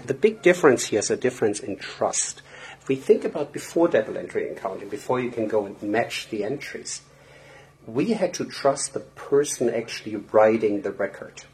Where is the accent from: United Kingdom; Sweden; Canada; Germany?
Germany; moved away as an adult; now in United States; I'm born and raised in Germany, but I moved to the US about, oh my God, 20 something years ago.